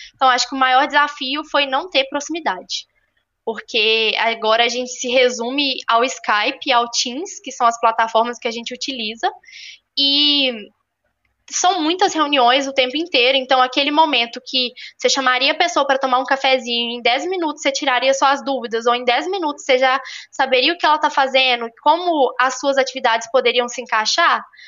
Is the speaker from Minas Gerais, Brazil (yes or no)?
yes; Belo Horizonte, Minas Gerais, Brazil; also born or lived in Ouro Preto; eu tenho 22 anos, sou natural de Belo Horizonte